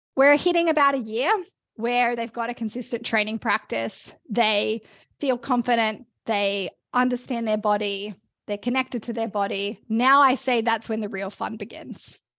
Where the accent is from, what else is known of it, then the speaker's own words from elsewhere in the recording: Australia; moved away as an adult; also born or lived in Melbourne; now in Canada; I'm Australian, and I always wanna be able to come home, uh, to see my family